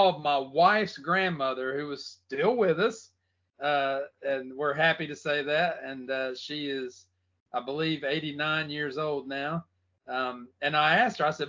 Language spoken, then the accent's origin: English; Greensboro, North Carolina, United States; I'm from Greensboro